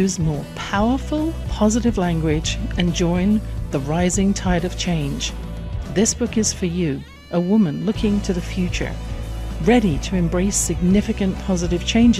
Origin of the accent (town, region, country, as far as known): England, United Kingdom; born or raised there